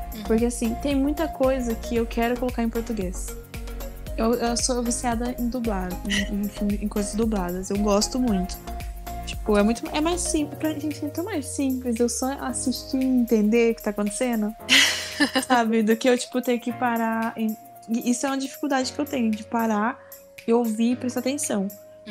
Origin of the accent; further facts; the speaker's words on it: Brazil; eu sou brasileira.